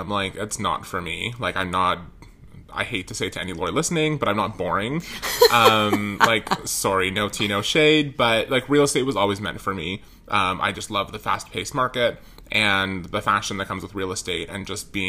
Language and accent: English; Richmond Hill, Ontario, Canada; I was born in Richmond Hill, just north of the city.